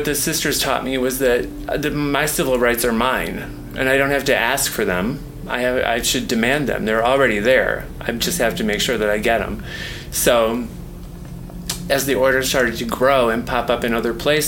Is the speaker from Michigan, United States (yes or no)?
yes; Grand Rapids, Michigan, United States; moved away as an adult; now in San Francisco, United States; my hometown of Grand Rapids, Michigan